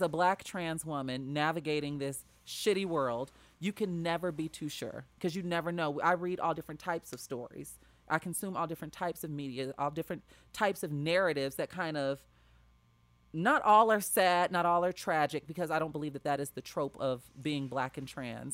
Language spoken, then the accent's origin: English; Chicago, Illinois, United States; my hometown of Chicago, Illinois